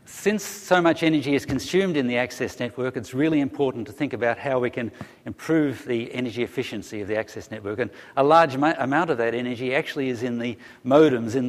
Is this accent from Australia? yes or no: yes; Australia; now in Melbourne, Australia; I come from Australia